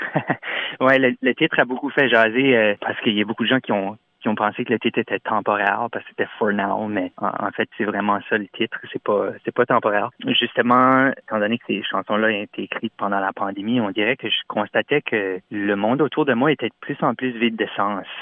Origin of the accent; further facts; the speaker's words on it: Moncton, New Brunswick, Canada; accent: Chiac; first language French (Chiac); je suis originaire de Moncton au Nouveau-Brunswick